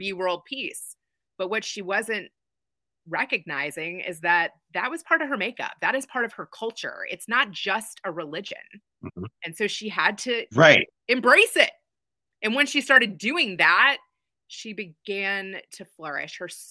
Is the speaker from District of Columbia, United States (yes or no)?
no; Kentucky, United States; moved away as an adult; also born or lived in Chicago / Los Angeles; I grew up in Kentucky, and God dropped me there as a Jew